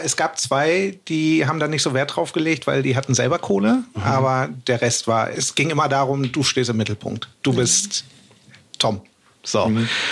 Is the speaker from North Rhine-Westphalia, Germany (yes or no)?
no; Hamburg, Germany; ich komme aus Hamburg